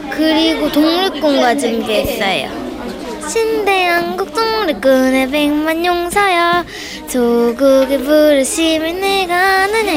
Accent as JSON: {"language": "Korean", "country": "South Korea", "said": "제가 한국 사람으로서는 뭔가 어, 한국의 어, 그런 역사를 보급하는 게 좋겠다."}